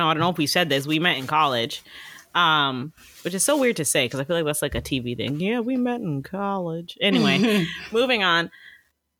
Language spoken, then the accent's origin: English; Canada; I'm Canadian.